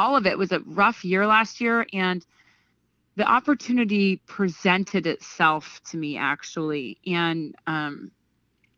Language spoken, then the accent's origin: English; Greenville, New York, United States; now in Albany, United States; my mom and dad raised me just south of Albany, about 25 minutes south of Albany, in a little tiny town called Greenville